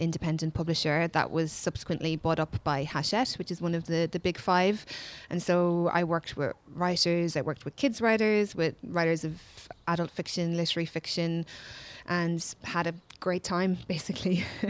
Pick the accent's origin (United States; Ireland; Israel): Ireland; Kilkenny, Leinster; I'm a writer from Kilkenny.